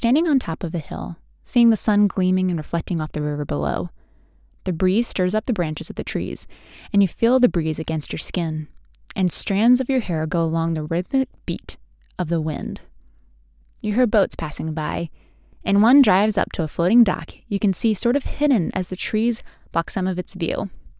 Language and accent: English; Maryland, United States; now in Maine, United States; I grew up down in Maryland, actually. And grew up eating Chincoteague oysters.